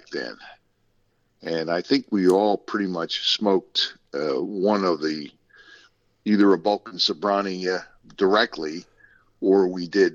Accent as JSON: {"language": "English", "area": "Baltimore County", "region": "Maryland", "country": "United States", "tie": "born or raised there", "said": "I was raised in the Baltimore area, Baltimore County, north of Baltimore"}